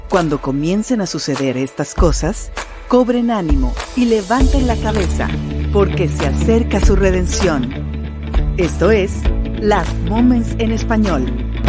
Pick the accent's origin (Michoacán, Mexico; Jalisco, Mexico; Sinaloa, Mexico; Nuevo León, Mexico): Jalisco, Mexico; Guadalajara; yo crecí en, en Guadalajara